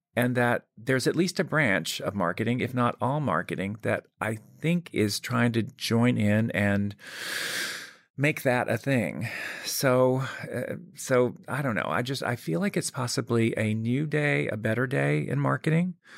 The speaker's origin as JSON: {"language": "English", "town": "Birmingham", "region": "Alabama", "country": "United States", "tie": "born or raised there", "said": "I grew up in Birmingham, Alabama"}